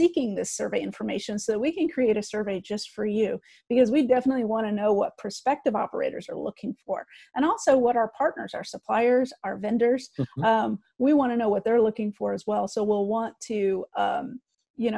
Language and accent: English; Midwest, United States; I'm a Midwest girl and I grew up on Chicago thin